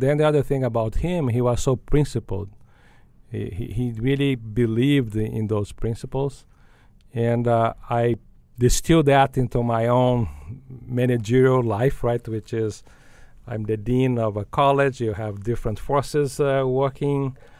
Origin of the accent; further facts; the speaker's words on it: Brazil; moved away as an adult; now in United States; I grew up in Brazil